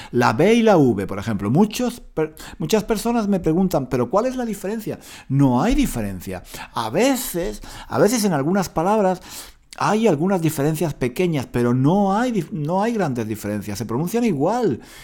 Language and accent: Spanish; Spain; accent: Spanish; si hablo con acento español, ¿por qué no? Es, mi acento, es, es, mi personalidad, es mi historia